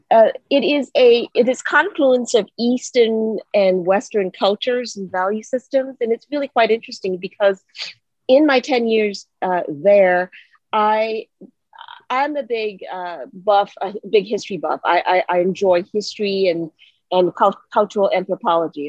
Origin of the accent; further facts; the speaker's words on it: Singapore; also born or lived in Hawaii, United States; now in Atlanta, United States; I originally grew up in Singapore, and I moved to the United States and Hawaii specifically